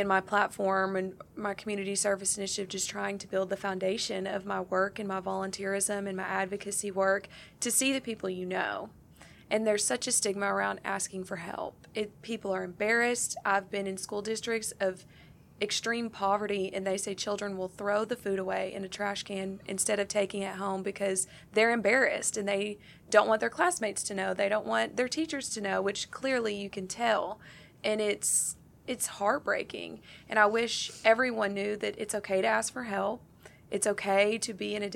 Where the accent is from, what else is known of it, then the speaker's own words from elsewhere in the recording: Stuttgart, Arkansas, United States; Growing up in rural Arkansas, I'm from Stuttgart originally